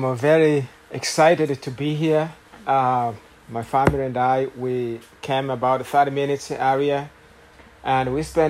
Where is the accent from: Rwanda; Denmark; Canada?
Rwanda; English is a second language; now in Houston, United States; you will tell by my accent that I am not from Houston. I'm from Rwanda